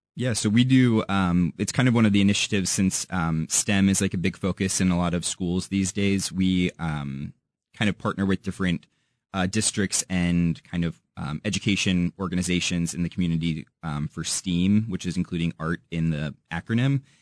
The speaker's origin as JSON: {"language": "English", "town": "St. Louis", "region": "Missouri", "country": "United States", "also_born_or_lived": "Warrensburg, Missouri", "moved": "yes", "lives_now": "Kansas City, United States", "said": "I'm from Saint Louis originally"}